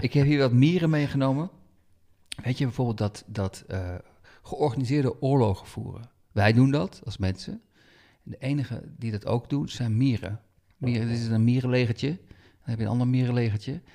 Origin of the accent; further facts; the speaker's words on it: Netherlands; wij als Nederlanders